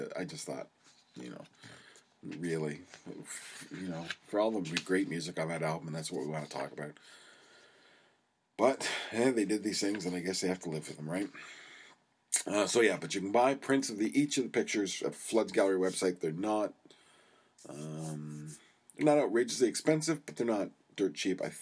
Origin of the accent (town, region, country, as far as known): Canada